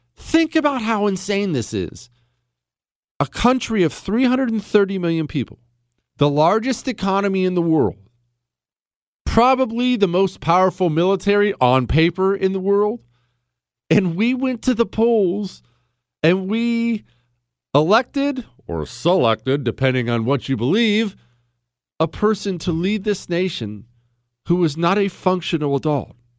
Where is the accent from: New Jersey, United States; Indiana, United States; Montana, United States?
Montana, United States; moved away; I'm from Montana